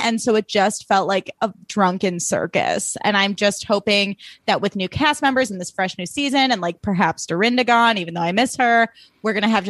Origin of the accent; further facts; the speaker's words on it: Highland Park, Illinois, United States; I grew up in Highland Park, Illinois, where there were a lot of snobby Jewish moms who made me feel bad about myself.